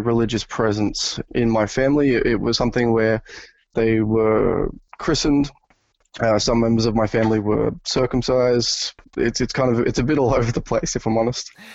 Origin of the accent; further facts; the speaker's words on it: New South Wales, Australia; I was born in New South Wales, uh, which is one of the more populated states in, uh, Australia